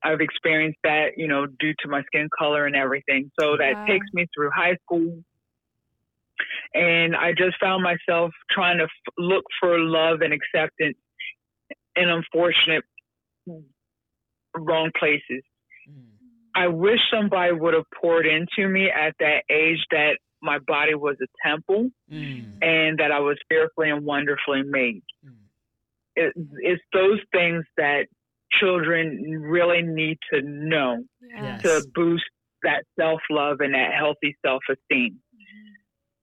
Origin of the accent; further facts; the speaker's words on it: York, Pennsylvania, United States; I grew up in York, Pennsylvania, right up there on 83 and near Hershey